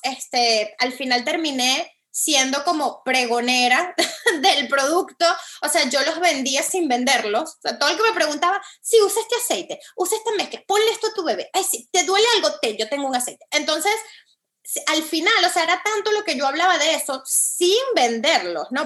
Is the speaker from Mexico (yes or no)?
no; Venezuela; moved away as an adult; also born or lived in Caracas; now in Miami, United States; Yo soy venezolana, este, estoy tomando esta llamada desde Miami, aquí vivo hace siete años.